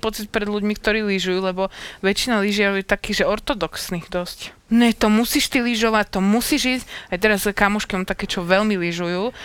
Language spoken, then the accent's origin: Slovak; northern Slovakia, Slovakia; som zo severu